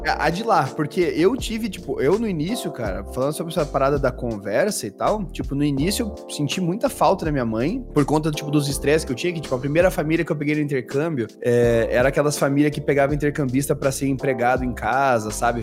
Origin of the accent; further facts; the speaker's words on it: Brazil; also born or lived in Germany; eu sou brasileiro